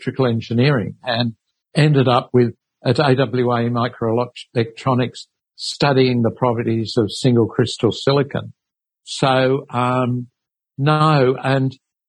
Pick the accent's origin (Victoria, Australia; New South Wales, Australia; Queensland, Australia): New South Wales, Australia; Sydney; also born or lived in England; I grew up really in St. Mary's in Western Sydney, really. My parents, I came over from England when I was three